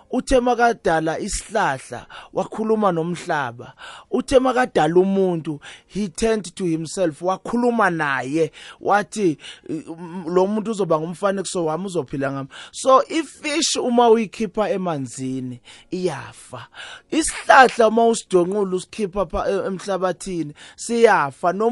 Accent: Eswatini; moved away as an adult; also born or lived in Barberton / Johannesburg; so nami i got the opportunity yokuthi ngikhulele eSwatini

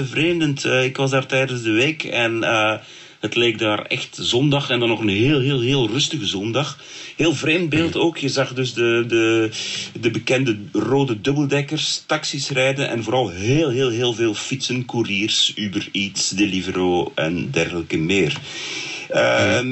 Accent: Belgium; bij ons in Brussel en Molenbeek

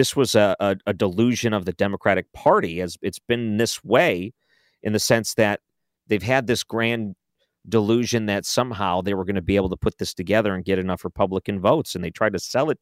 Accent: United States; I am an American

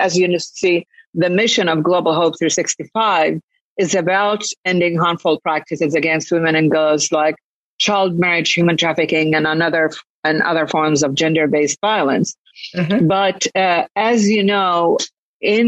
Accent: Jerusalem, Palestine; also born or lived in Lebanon / Kuwait; now in United States; I'm originally Palestinian, so I was born in Jerusalem.

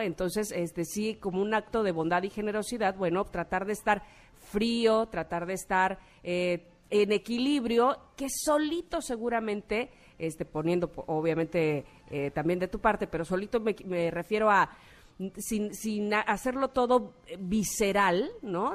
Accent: Mexico; como mexicanos

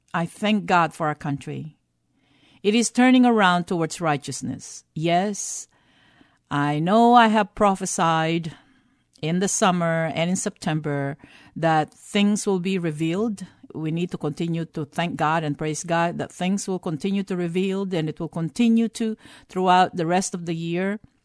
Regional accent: Philippines; moved away; growing up in the Philippines

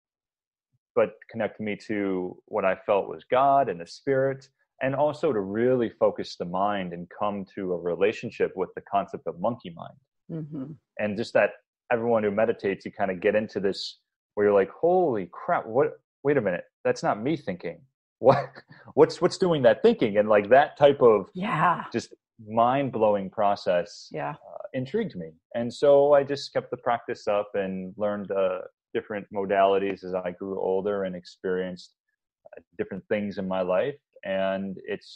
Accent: Buffalo, New York, United States; moved away as an adult; also born or lived in Hawaii; I grew up in Buffalo, New York

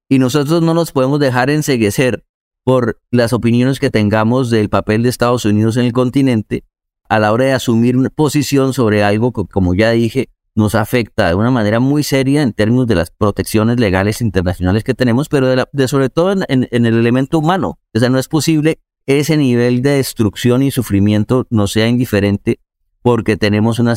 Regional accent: Colombia; Como colombianos que hemos vivido una historia tan fuerte, tenemos que ser solidarios

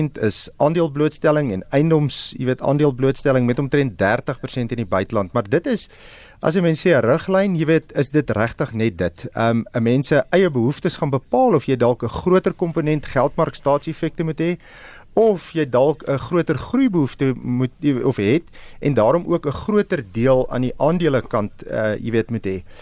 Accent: South Africa

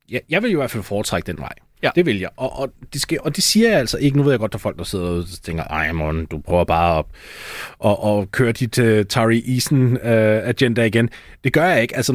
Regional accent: Denmark; Det er en af de organisationer, man har lidt svært ved at uh, kilder til som dansker, vil jeg sige.

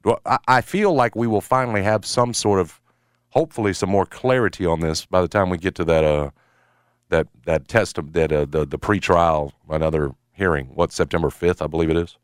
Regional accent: Memphis, Tennessee, United States; when I was growing up in Midtown, uh, going to that Union Avenue Tops

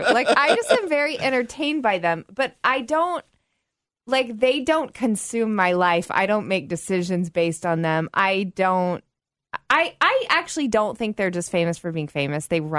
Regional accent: United States; we're American

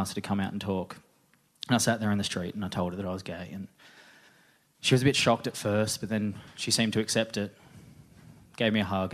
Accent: Newcastle, New South Wales, Australia; I'm from Newcastle

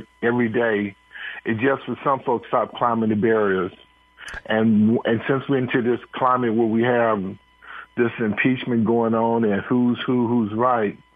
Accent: Detroit, Michigan, United States; now in Silicon Valley, United States; I'm from Detroit area

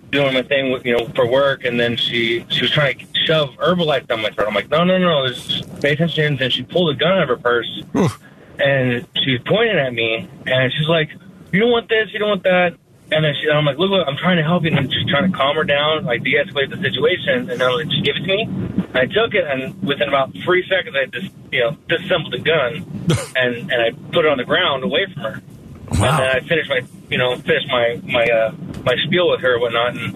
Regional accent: Seattle, Washington, United States; now in Buckeye, United States; growing up in Seattle

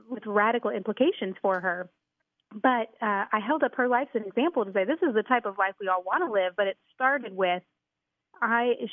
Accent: Houston, Texas, United States; I grew up in the Houston area in a great family

